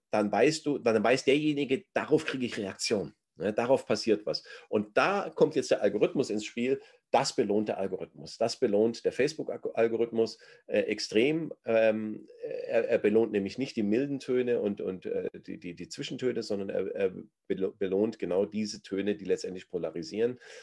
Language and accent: German; Germany; wir als Deutsche